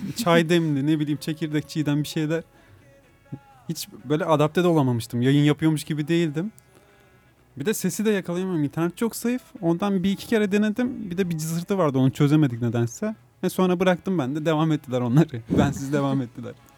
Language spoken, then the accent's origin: Turkish; Manisa, Turkey; also born or lived in Muğla; now in İzmir, Turkey; Yakın sayılırım ben de Manisa. 15 senedir falan İzmir'de yaşıyorum ben